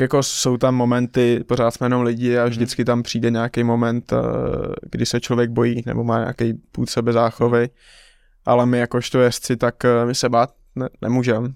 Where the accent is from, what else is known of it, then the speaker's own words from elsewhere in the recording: Czechia; já vlastně jako jediný Čech jsem dostal eh, profesionální licenci v šesti letech